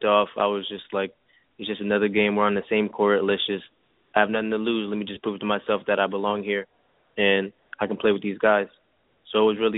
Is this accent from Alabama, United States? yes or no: no; Fontana, California, United States; moved away as an adult; also born or lived in Paris, France; now in Burnaby, Canada; I was born in Paris, France, and then I moved to California when I was 6 years old